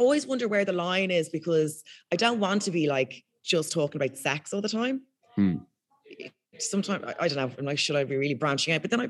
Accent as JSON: {"language": "English", "country": "Ireland", "accent": "posh", "said": "So, and in Ireland, like my accent is the most, like people hate my accent and I get trolled for it all the time and stuff because it's really posh."}